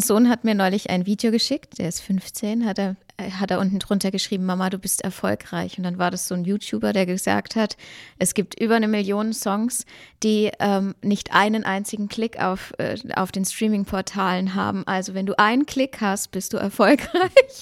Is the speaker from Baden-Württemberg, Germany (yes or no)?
yes; Baden-Württemberg, Germany; Ich komme ja auch aus Baden-Württemberg